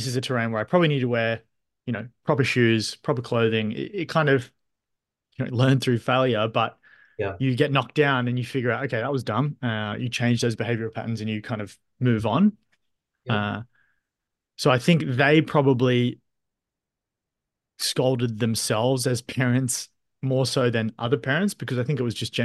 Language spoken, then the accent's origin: English; Australia; So my mind immediately goes to my childhood, single parent household. My mother was, you know, often working. So you kind of got that independence at an early age. You're often left at home. Growing up in Australia